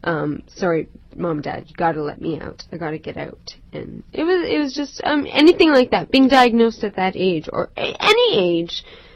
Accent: Toronto, Ontario, Canada; Born and raised in Toronto.

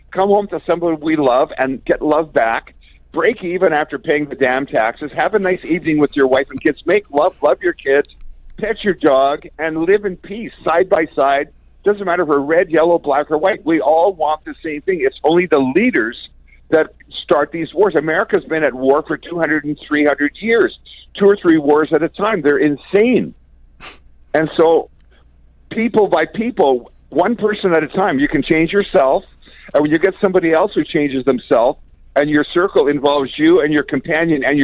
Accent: Canada; I love being Canadian.

